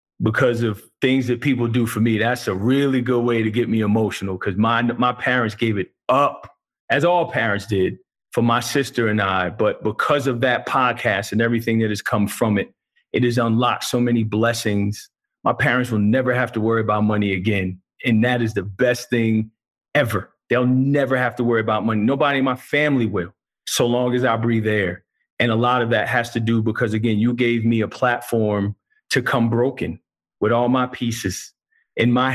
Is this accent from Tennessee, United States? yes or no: no; New Jersey, United States; also born or lived in Middlesex County, New Jersey; now in San Diego, United States; growing up in New Jersey